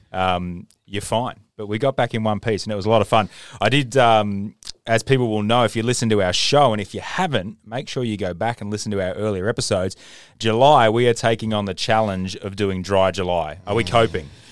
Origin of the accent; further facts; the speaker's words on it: Australia; as an Australian